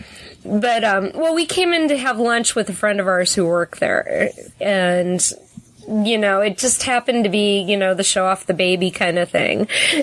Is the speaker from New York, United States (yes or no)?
no; St. Louis, Missouri, United States; moved away; growing up in St. Louis